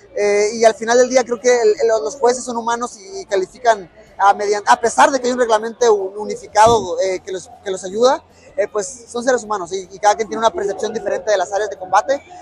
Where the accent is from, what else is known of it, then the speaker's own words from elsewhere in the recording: Mexico; como niño mexicano